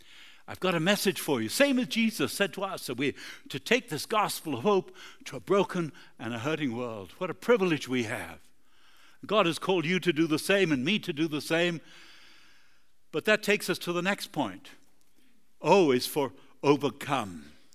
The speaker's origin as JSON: {"language": "English", "country": "Argentina", "tie": "born or raised there", "also_born_or_lived": "Uruguay", "said": "That's where I'm from. I was born in Uruguay, grew up in Argentina."}